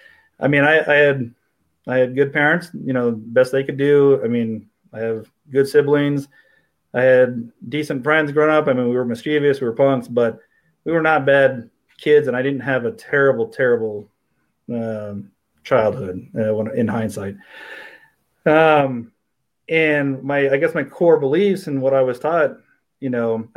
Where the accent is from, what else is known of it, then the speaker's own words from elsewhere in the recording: Riverside, California, United States; also born or lived in Minnesota; I grew up in Riverside